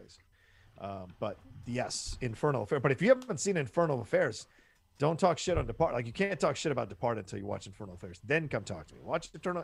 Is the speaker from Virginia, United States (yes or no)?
yes; Northern Virginia, United States; in Northern Virginia, which we were kind of part